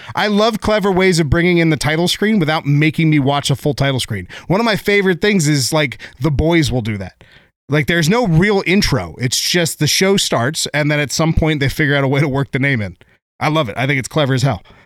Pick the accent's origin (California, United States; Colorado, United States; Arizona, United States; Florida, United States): California, United States; San Diego; I grew up in San Diego